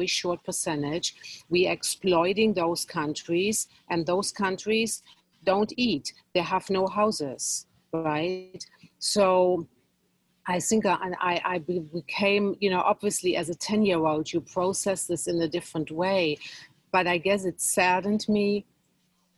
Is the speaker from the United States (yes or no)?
no; Germany; moved away; I had some interesting experiences growing up in Germany